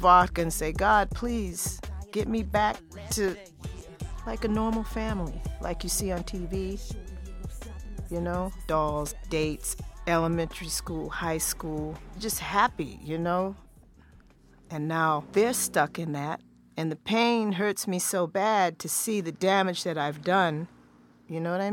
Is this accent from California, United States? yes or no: yes; San Francisco, California, United States; now in Boston, United States; I'm from San Francisco. I'm not original Bostonian